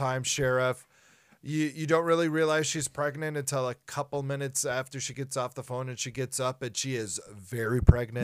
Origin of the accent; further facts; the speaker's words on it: Minnesota, United States; we're from Minnesota